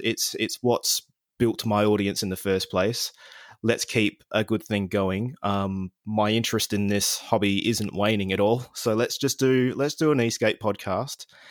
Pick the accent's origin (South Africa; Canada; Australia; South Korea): Australia; Adelaide, South Australia; here in Adelaide, in my hometown